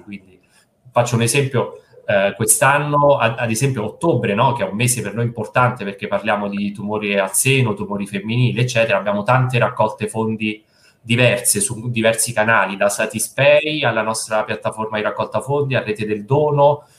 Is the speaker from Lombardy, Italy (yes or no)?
no; Posta Fibreno, Lazio, Italy; moved away as an adult; also born or lived in Rome / Milan; Io sono di Posta Fibreno, che non so se conosci, che penso proprio di no, è un paese in provincia di Frosinone